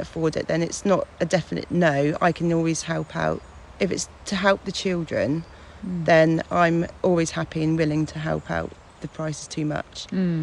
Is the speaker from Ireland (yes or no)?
no; Fonthill Gifford, South West England, United Kingdom; I grew up in Fontal Gifford